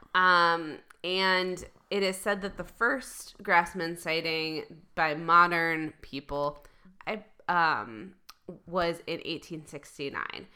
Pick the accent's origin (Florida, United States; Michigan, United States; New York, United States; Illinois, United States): Michigan, United States; I'm from Michigan